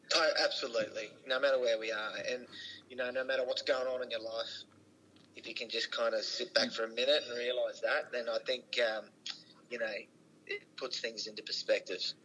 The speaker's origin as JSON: {"language": "English", "town": "Rockhampton", "region": "Queensland", "country": "Australia", "also_born_or_lived": "Brisbane", "moved": "as an adult", "said": "Well, we're from Rocky, yeah. Um, you know, a country town in central Queensland"}